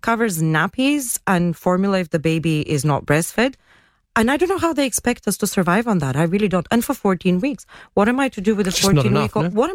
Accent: Bulgaria; now in Gibraltar; I come from Bulgaria.

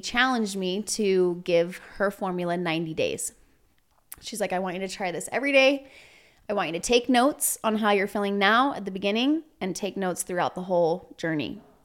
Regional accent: Provo, Utah, United States; also born or lived in Walnut Creek, California / Salt Lake City, Utah; I spent most of my childhood in Provo. I went to school and all my upbringing was in Provo.

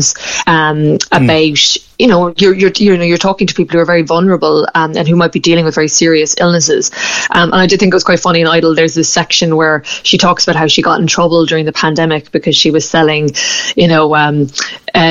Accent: Ireland

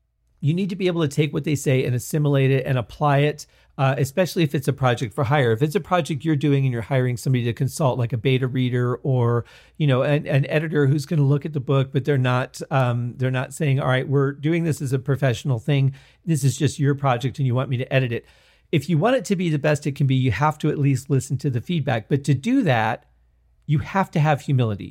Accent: Michigan, United States; moved away; Growing up in Michigan

